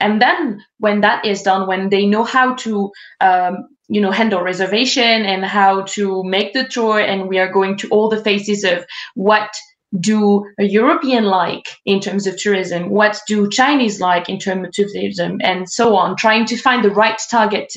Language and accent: English; France; now in Japan; I come from France